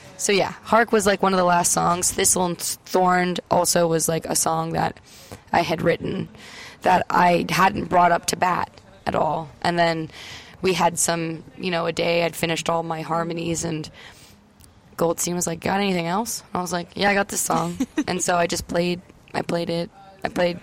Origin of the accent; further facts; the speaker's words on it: Welland, Ontario, Canada; I'm from Welland, Ontario, and he's from Welland, Ontario.